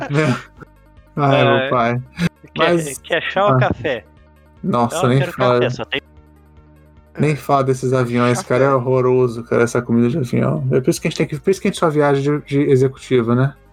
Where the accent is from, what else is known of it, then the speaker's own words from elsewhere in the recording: Brazil; a gente veio do Brasil para estudar, para morar, para fazer o que for aqui, dormir no gelo, né?